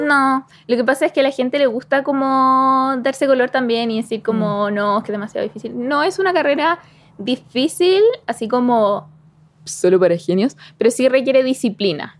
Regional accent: Chimbarongo, O'Higgins, Chile; soy de Chimarongo.

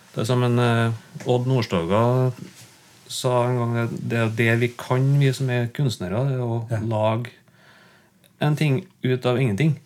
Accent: Ler, Trøndelag, Norway; also born or lived in Byneset; er jeg oppvokst på Ler i Gauldalen

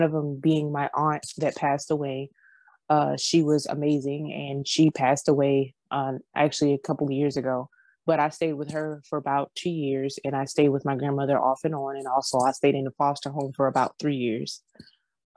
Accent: Georgia, United States; I'm from Georgia.

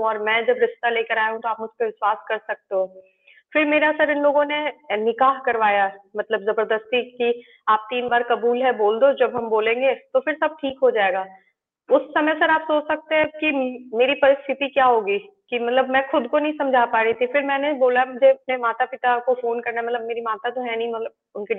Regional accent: Ranchi, Jharkhand, India; क्योंकि मैं रांची की रहने वाली हूँ और उसका जो घर था वो भी रांची में ही था

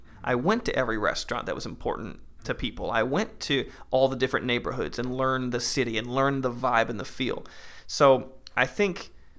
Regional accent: Orlando, Florida, United States; See, I'm jealous, because I grew up in Orlando.

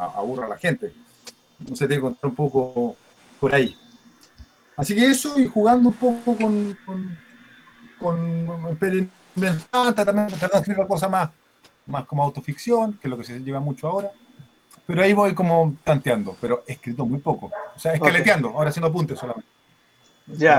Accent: Chile; moved away as an adult; also born or lived in Barcelona; siendo yo chileno

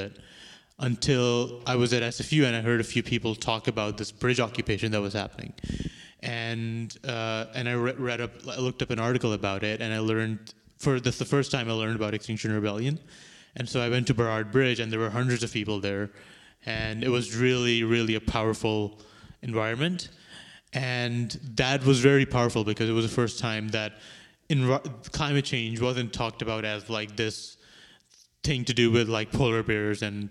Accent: Karachi, Sindh, Pakistan; moved away as an adult; now in Vancouver, Canada; From Pakistan. I was born in Karachi, which is the main sort of port city of the country. It's like around 20 million people who live there.

